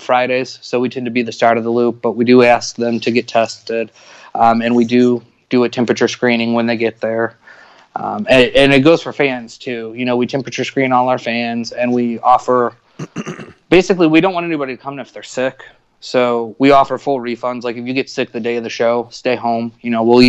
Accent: South Bend, Indiana, United States; moved away; I'm from Northern Indiana originally, just outside of Chicago, South Bend, home of Notre Dame and the Fighting Irish

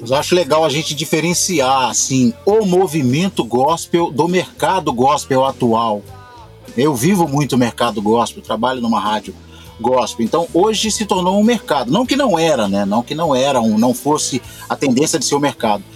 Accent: Belo Horizonte, Minas Gerais, Brazil; sou de Belo Horizonte

